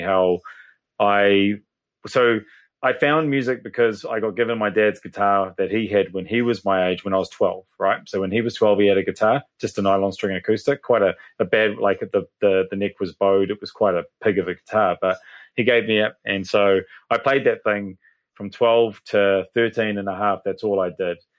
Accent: Hastings, Hawke's Bay, New Zealand; moved away as an adult; also born or lived in Melbourne, Australia; now in Papamoa, New Zealand; I'm from Hastings, so Hawke's Bay

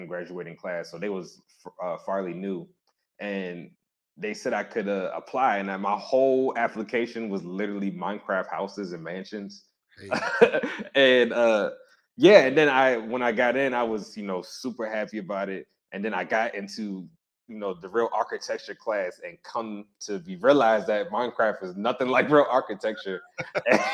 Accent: Baltimore, Maryland, United States; I grew up in Hoes Heights

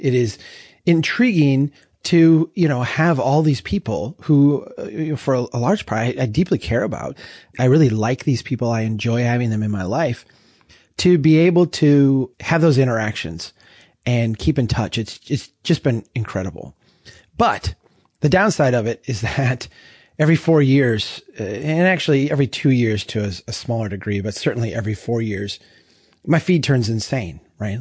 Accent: central Minnesota, United States; my hometown here in central Minnesota

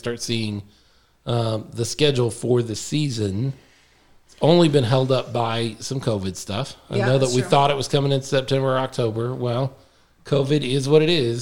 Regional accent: Dallas, Texas, United States; I grew up in Dallas.

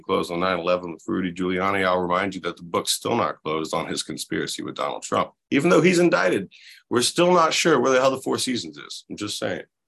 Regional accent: Panama City Beach, Florida, United States; my hometown, when I'm living on, you know, the where I'm from in Panama City Beach

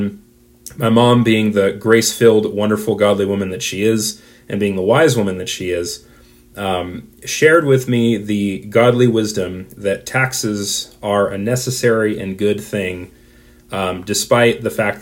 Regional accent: United States; the American in me

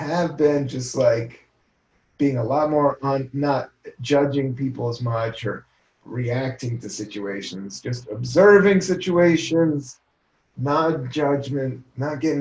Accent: Buena Vista, Virginia, United States; moved away; also born or lived in Washington, D.C.; I grew up a lot of my life in Southern Virginia, Buena Vista, Virginia. I was born in Washington, D.C., downtown D.C. We moved when I was 9, and then we moved to Buena Vista, Virginia.

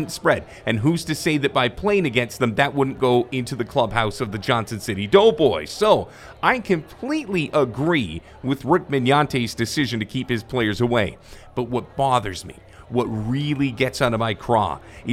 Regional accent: Canada; as a Canadian

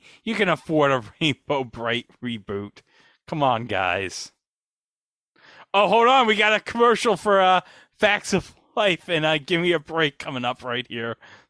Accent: Long Island, New York, United States; I'm from Long Island. I don't live in New Jersey.

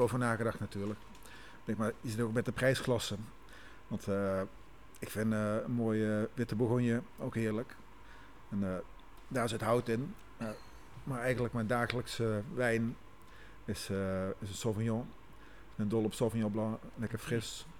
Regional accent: Maastricht, Limburg, Netherlands; Ik kom uit Maastricht ik ben eigenlijk kok van origine

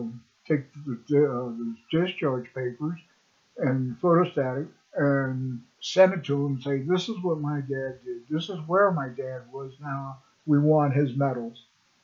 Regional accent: New York City, New York, United States; born there; I was born in June 1947 in Queens General Hospital, New York, a suburb of New York City.

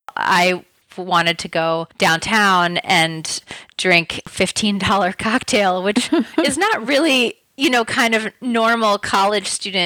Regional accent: New York City, New York, United States; also born or lived in Paris / London; But I'm originally from New York City. Mm-hmm. I moved around a bit, so I've lived kind of in a lot of different places in the United States, and I also spent 3 years in my teens and 20s in Europe, living in Paris and in London.

